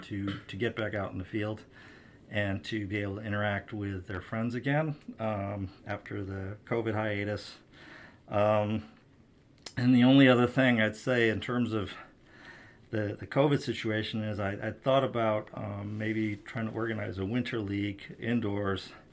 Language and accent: English; St. Louis, Missouri, United States; now in Washington, D.C., United States; growing up in Saint Louis